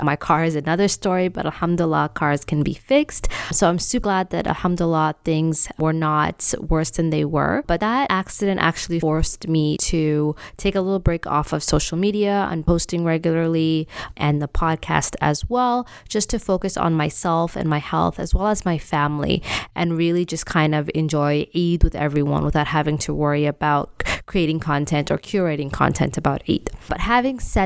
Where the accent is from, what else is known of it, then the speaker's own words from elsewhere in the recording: Canada; I grew up in Canada